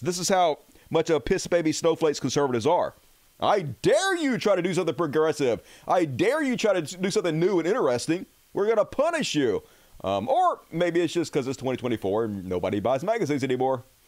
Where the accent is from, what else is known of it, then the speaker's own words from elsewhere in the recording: United States; I'm an American